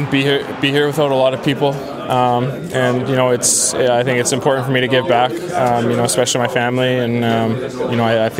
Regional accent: Canada; moved away as an adult; now in Las Vegas, United States; growing up in Canada

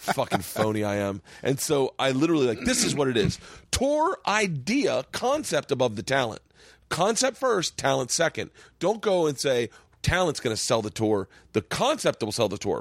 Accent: Florida, United States; moved away; when I was a kid growing up in Florida

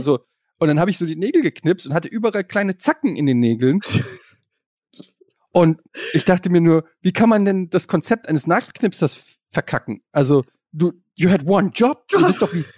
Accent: Germany; ich komme ja aus der Ecke, also Kaiserslautern ist nicht weit von Frankfurt

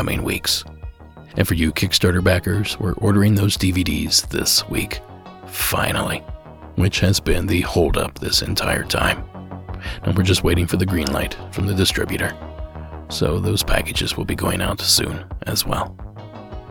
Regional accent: Ohio, United States; now in California, United States; I grew up in Ohio

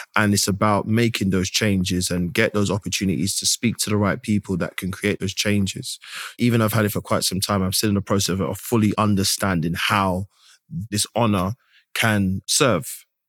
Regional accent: London, United Kingdom; I am a British born East London man with Grenadian heritage.

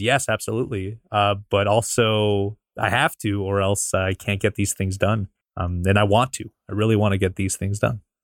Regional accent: Canada; I'm from Canada

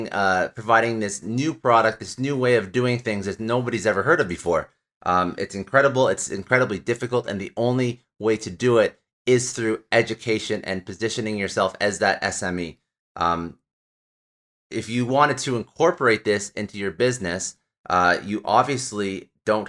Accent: Canada; I'm Canadian

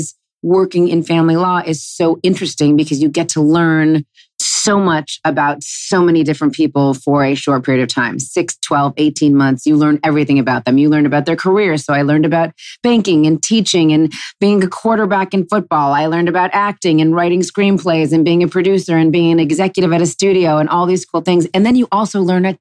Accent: Los Angeles, California, United States; I never, ever thought growing up in Los Angeles that I would work with my dad

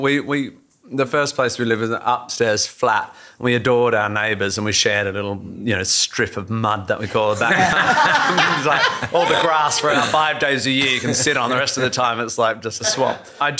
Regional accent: Australia; being an Australian male, I will often go, it's a lovely day, so I'll do it all on a barbecue

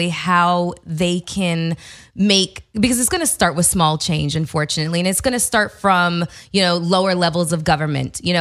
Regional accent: Canada; moved away; my home country. Of Canada

